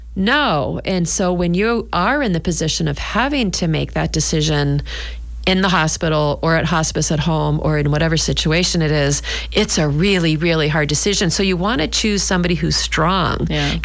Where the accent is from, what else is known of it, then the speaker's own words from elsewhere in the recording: New Hampshire, United States; now in Scituate, United States; I grew up in New Hampshire and we had a summer cottage